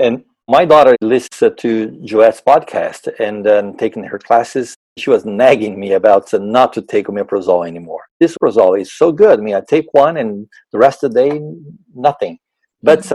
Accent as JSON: {"language": "English", "country": "Brazil", "tie": "born or raised there", "also_born_or_lived": "Arizona, United States", "moved": "as an adult", "lives_now": "Wisconsin, United States", "said": "I'm originally from Brazil, born and raised in Brazil"}